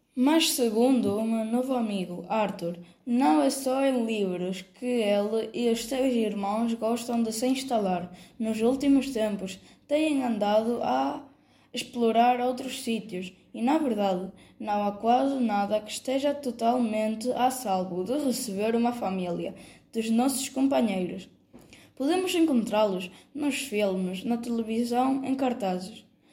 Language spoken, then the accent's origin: Portuguese; Venezuela; sou natural da Venezuela